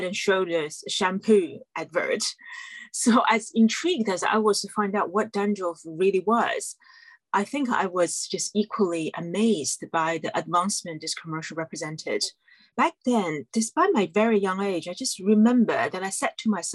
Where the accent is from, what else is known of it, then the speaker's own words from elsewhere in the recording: China; moved away as an adult; now in London, United Kingdom; I grew up in China and then grew up in mainland China, I should say